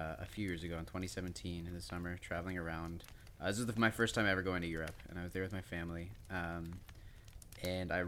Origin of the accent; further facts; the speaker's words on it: Toronto, Ontario, Canada; I grew up in Toronto